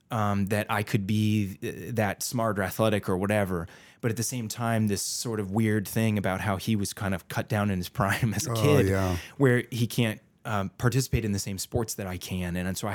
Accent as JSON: {"language": "English", "town": "San Jose", "region": "California", "country": "United States", "tie": "born or raised there", "also_born_or_lived": "Chicago", "said": "in high school, growing up in San Jose, California, across the country to Chicago with a whole new group of friends."}